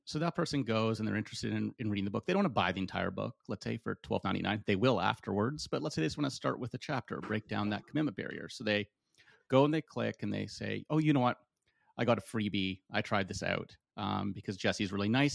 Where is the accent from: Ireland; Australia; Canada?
Canada; I'm from Canada